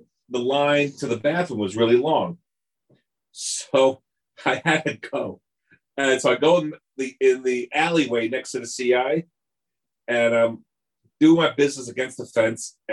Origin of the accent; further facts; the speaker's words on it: Long Island, New York, United States; moved away as an adult; also born or lived in Ohio; growing up on Long Island